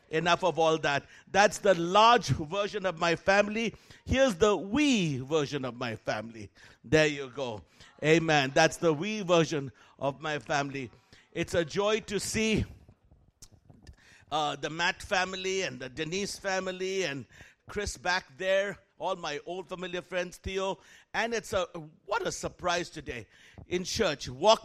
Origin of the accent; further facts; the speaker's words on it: Kolkata, West Bengal, India; moved away; I was born and raised in Calcutta, India, raised by missionaries Mark and Huldah Bunting